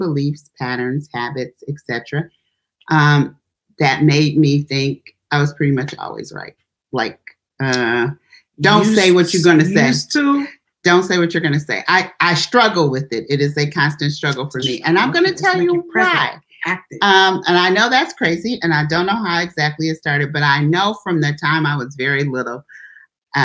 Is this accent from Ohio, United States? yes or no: no; Detroit, Michigan, United States; also born or lived in Texas; I was born in Texas. We moved to Detroit when I was 2 years old